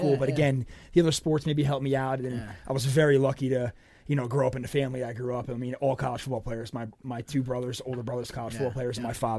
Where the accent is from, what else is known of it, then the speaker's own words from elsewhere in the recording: Whiting, New Jersey, United States; born and raised in Whiting